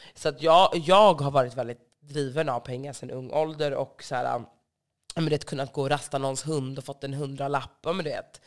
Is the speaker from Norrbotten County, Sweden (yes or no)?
no; Stockholm, Stockholm County, Sweden; Jag är uppvuxen på Söder